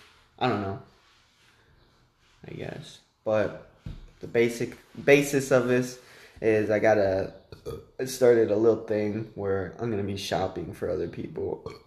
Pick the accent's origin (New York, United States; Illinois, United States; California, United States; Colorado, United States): Illinois, United States; now in Texas, United States; I'm from Illinois.